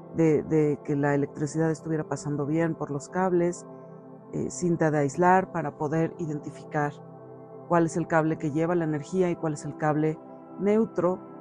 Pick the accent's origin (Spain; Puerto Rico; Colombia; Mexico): Mexico; aquí en mi país, en México